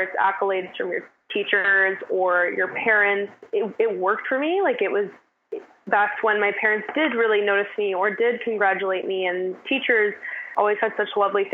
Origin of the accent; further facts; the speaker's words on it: West Vancouver, British Columbia, Canada; the North Shore and more specifically West End is where I grew up